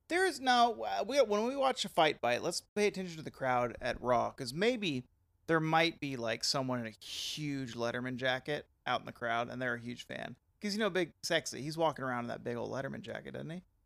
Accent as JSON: {"language": "English", "region": "the South", "country": "United States", "tie": "born or raised there", "said": "growing up in the South"}